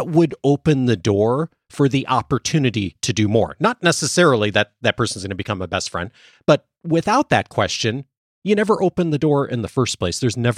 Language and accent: English; Chicago, Illinois, United States; now in Southern California, United States; I grew up mostly in the Chicago area, suburbs.